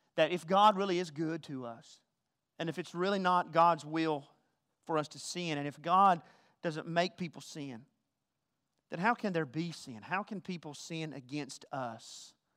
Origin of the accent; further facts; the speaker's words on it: the South, United States; accent: Southern